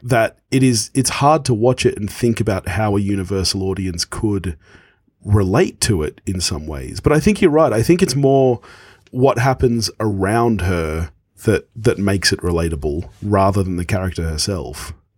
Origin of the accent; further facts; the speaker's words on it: Australia; when I was a kid, you know, obviously growing up in Australia